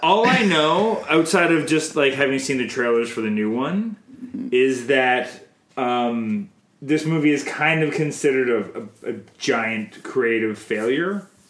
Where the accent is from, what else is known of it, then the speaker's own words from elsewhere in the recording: Canada; I'm Canadian filmmaker